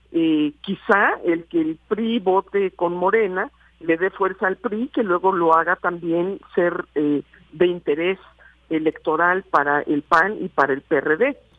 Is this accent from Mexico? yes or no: yes; Mexico; como mexicanas y mexicanos